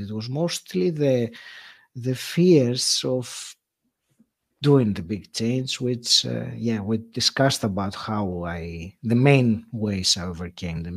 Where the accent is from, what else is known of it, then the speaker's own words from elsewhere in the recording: Greece; moved away as an adult; now in United Kingdom; when I moved from Greece, which is my home country, yeah. to to the UK